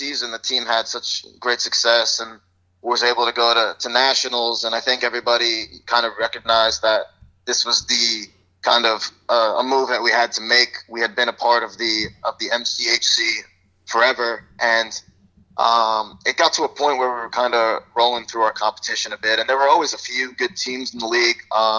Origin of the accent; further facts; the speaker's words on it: New Jersey, United States; also born or lived in Bronx, New York; growing up in New Jersey